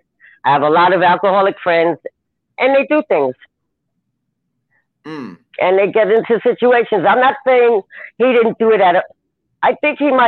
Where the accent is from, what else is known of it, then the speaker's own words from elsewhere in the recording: New York, United States; also born or lived in Long Island / Brooklyn / Bronx; now in Jacksonville, United States; I'm in Jacksonville, but I'm from New York